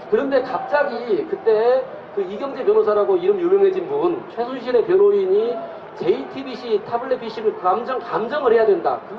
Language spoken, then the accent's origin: Korean; Wonju, Gangwon, South Korea; 안녕하세요. 저는 강원도 원주에서 왔고요.